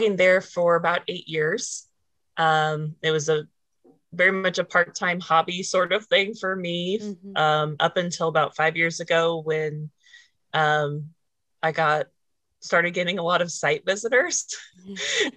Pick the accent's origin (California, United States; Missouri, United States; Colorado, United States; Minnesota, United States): Missouri, United States; just outside of Jefferson City; I was born just outside of Jefferson City, Missouri, and stayed there up until college